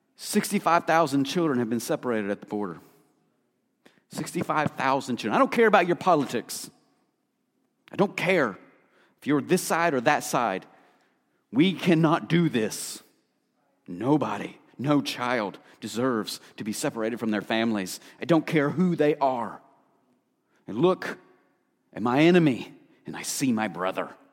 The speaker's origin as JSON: {"language": "English", "region": "Appalachia", "country": "United States", "tie": "born or raised there", "said": "I grew up in Appalachia"}